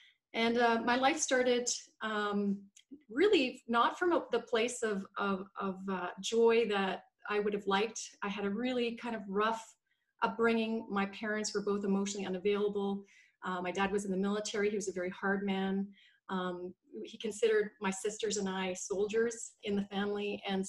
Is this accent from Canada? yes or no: yes; Canada; born there; now in Vancouver, Canada; So I was born in Canada. I currently live in Vancouver in beautiful British Columbia.